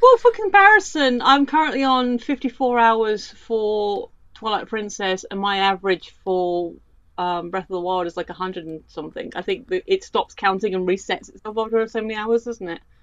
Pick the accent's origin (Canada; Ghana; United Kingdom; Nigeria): United Kingdom; I'm that British